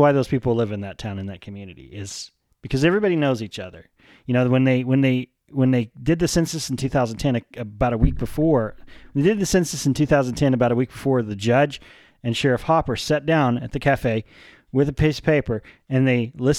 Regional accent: Wink, Texas, United States; Yeah. I grew up in Wink, which is 30 miles away

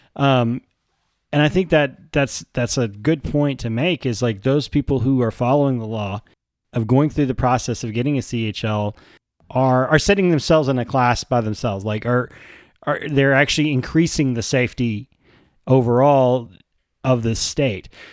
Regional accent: Texas, United States; as a Texan

